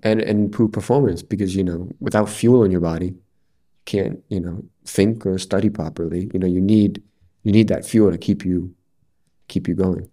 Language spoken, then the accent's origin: English; New York, United States; now in Edinburgh, United Kingdom; I'm from New York and we also have a lot of twenty four seven food options